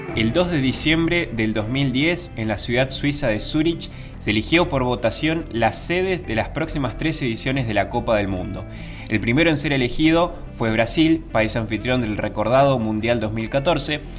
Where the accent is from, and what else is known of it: Argentina